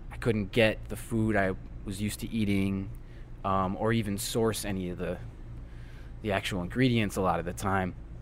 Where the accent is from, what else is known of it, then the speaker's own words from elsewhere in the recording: Toronto, Ontario, Canada; also born or lived in Chicago, United States; now in New Orleans, United States; I'm from Toronto originally, and there's the most Italians there anywhere outside of Italy now